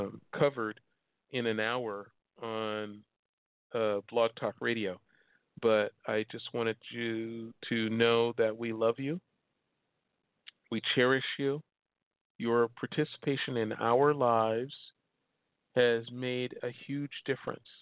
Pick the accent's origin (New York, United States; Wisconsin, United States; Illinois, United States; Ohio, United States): Illinois, United States; Chicago; moved away as an adult; also born or lived in Oregon; now in Hermosa Beach, United States; I was born and raised in Chicago, moved here in 85.